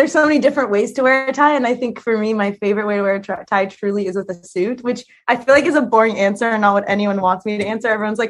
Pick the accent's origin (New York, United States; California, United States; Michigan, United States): California, United States; Los Angeles; moved away; Okay, I really grew up in Silver Lake, but Silver Lake now is hip.